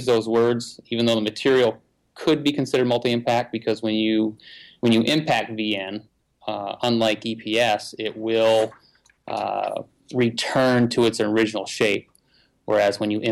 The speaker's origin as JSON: {"language": "English", "region": "Vermont", "country": "United States", "said": "I'm from Vermont"}